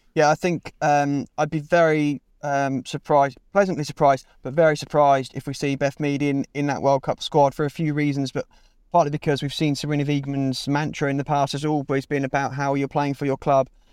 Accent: Milton Keynes, South East England, United Kingdom; moved away as an adult; also born or lived in Bristol; I grew up in Milton Keynes for the first eighteen years of my life, then lived in Bristol for five years

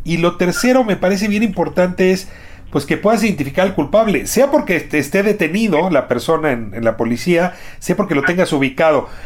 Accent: Mexico; como ciudadano mexicano

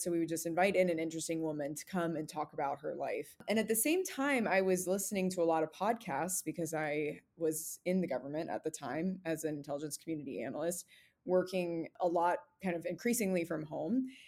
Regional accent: American Southwest, United States; moved away; I'm originally from the American Southwest, so very, very different from inside the Beltway

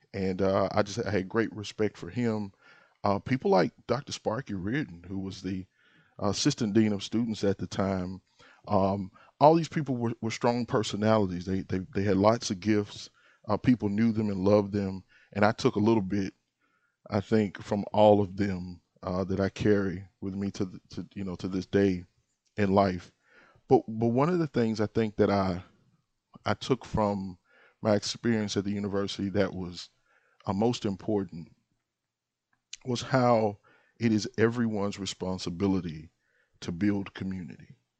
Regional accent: Moorhead, Mississippi, United States; now in Jackson, United States; I was born in Sunflower County in, in Moorhead, and, uh, I take a lot of pride from being, um, being a, a son of the Delta.

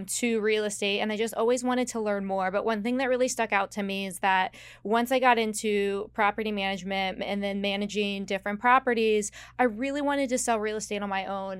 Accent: West Virginia, United States; moved away as an adult; now in South Florida, United States; I grew up in one of the least populated counties in West Virginia.

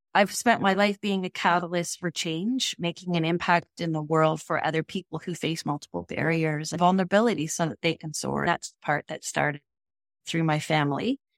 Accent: Canada; here in Canada, we are English and French speaking.

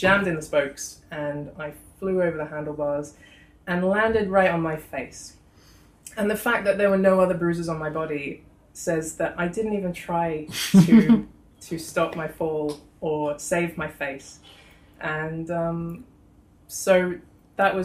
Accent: Australia; now in London, United Kingdom; I come from Australia.

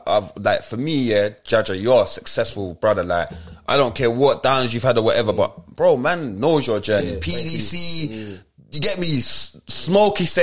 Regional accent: London, United Kingdom; when we was growing up in Lambeth

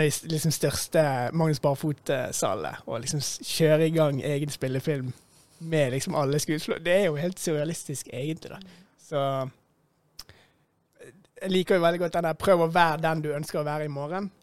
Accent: Bergen, Vestland, Norway; jeg kommer fra Beistheim

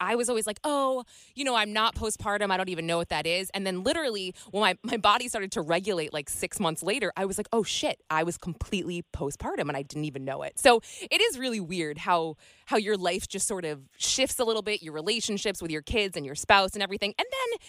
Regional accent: Bedford, New Hampshire, United States; moved away; I'm from New Hampshire.

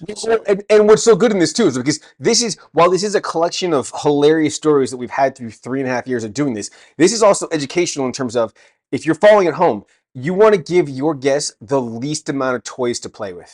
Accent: California, United States; now in England, United Kingdom; I'm actually American from California.

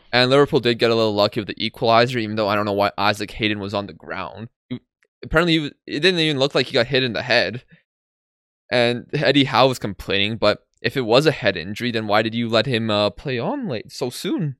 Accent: Poland; I'm from Poland

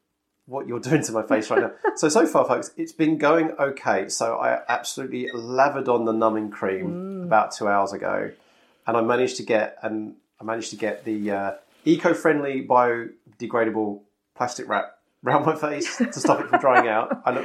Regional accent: England, United Kingdom; accent: North London Essex; Am I going to retain any of the kind of North London Essex accent or any of the Norfolk I've picked up, or is it just going to be my pitch and softness that changes?

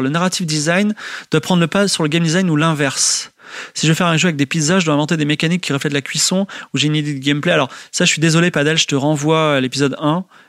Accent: France; je suis français.

